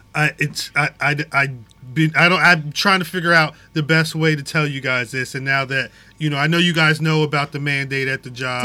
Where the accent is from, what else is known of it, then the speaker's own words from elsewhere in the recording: United States; I'm American